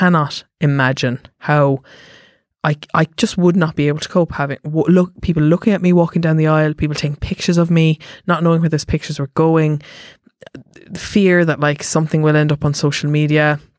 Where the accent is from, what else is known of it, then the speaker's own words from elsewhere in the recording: Cork, Munster, Ireland; Because I'm from Cork.